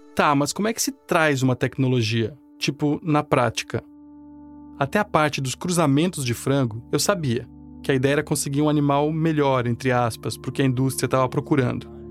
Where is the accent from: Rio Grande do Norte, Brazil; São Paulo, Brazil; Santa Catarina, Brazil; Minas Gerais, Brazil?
Santa Catarina, Brazil; Florianópolis; minha terra, uma rivalidade tipo Havaí Figueirense